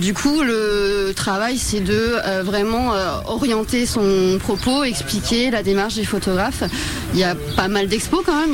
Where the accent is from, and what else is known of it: Brittany, France